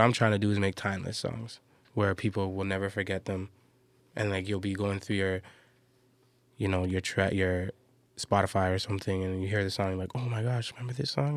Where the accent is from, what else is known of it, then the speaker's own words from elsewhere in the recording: Toronto, Ontario, Canada; I'm from Toronto